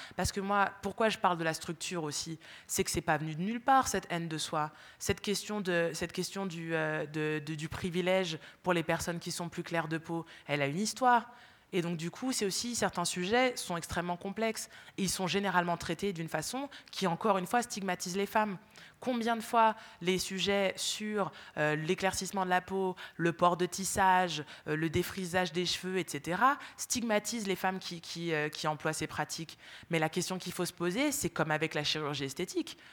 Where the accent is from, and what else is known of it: France; born or raised there